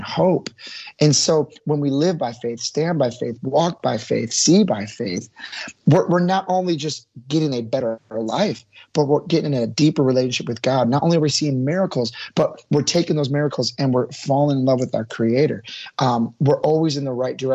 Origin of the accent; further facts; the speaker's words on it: Milwaukee, Wisconsin, United States; I grew up in Milwaukee, Wisconsin